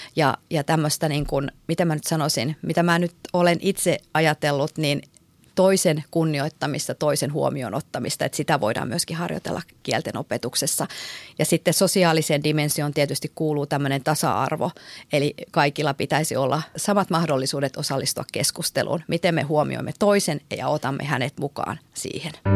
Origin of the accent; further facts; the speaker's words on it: North Ostrobothnia, Finland; Mä oon itse Pohjois-Pohjanmaalta kotoisin